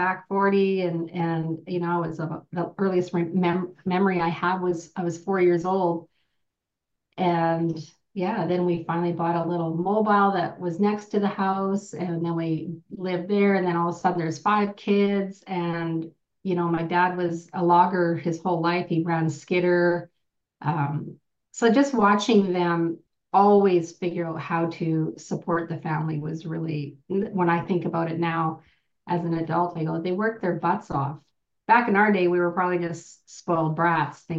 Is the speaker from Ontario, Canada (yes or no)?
no; Merritt, British Columbia, Canada; now in Okanagan, Canada; I'm originally from Merritt, BC. I'm from a small band called Nooaitch